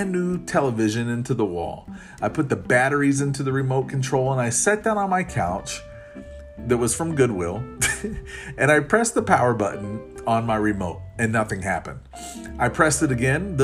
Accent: Florida, United States; I grew up in Florida

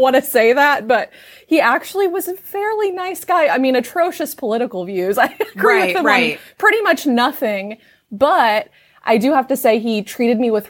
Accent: Southern Illinois, United States; I grew up in Southern Illinois where it's very conservative

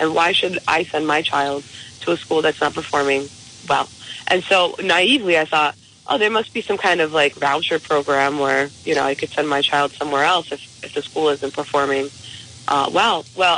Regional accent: East Providence, Rhode Island, United States; moved away as an adult; now in North Smithfield, United States; I grew up in East Providence, and I love East Providence

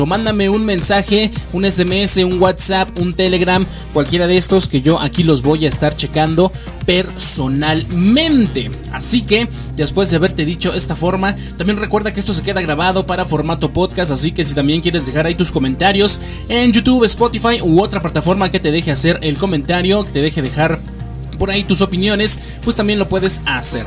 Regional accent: Mexico; como buenos mexicanos

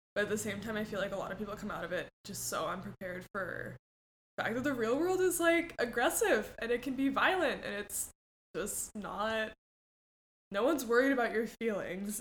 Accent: Mexico; moved away; also born or lived in Cambridge, Massachusetts, United States; I moved to Mexico when I was 4 mm-hmm. and then I lived there most of my life. So kind of from Mexico

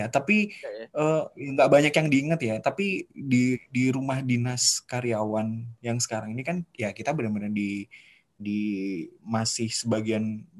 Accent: Bontang, East Kalimantan, Indonesia; Saya dan adik-adik semua kelahiran Bontang akhirnya.

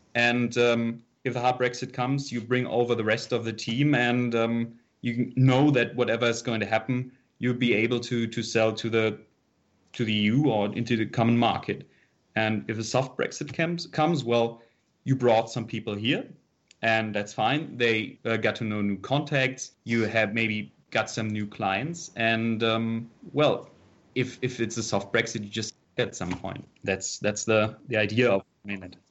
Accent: Offenbach, Hesse, Germany; I'm from Offenbach, which is, uh, right next to Frankfurt.

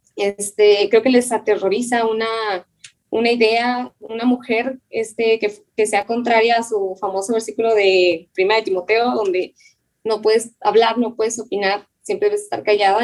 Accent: Chihuahua, Mexico; Yo soy originaria de Chihuahua. Ahorita vivo en Chihuahua, justamente

